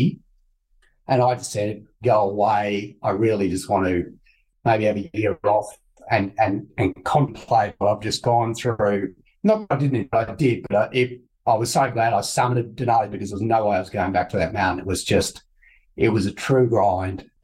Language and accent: English; Toowoomba, Queensland, Australia; I grew up in Toowoomba